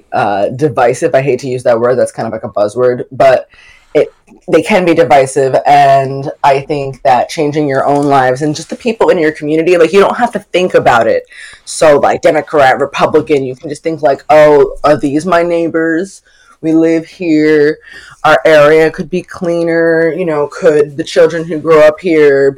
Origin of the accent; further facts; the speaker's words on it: New York City, New York, United States; I grew up in Brooklyn